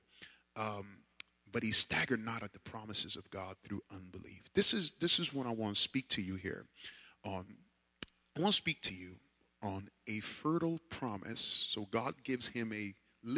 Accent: New York, United States; growing up in New York

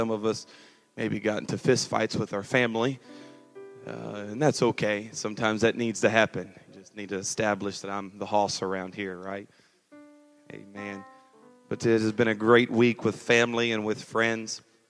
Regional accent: California, United States; moved away; It may not sound like it anymore, but I was raised right here in SoCal. I realize I have a little bit of a twang now, but that is because I have moved away since about 6 years ago.

